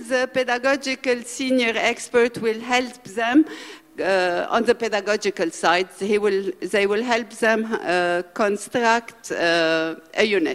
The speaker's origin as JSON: {"language": "English", "country": "Lebanon", "said": "I come from Lebanon, where we have 2 million refugees for a population of 6 million"}